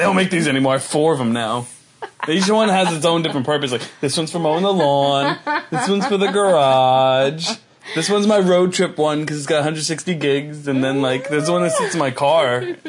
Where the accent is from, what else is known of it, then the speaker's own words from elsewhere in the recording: Minnesota, United States; I'm from Minnesota.